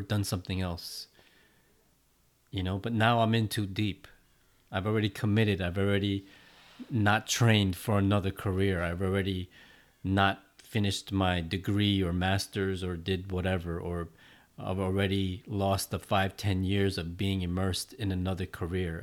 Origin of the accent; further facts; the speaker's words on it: New York City, New York, United States; my hometown of Flushing, Queens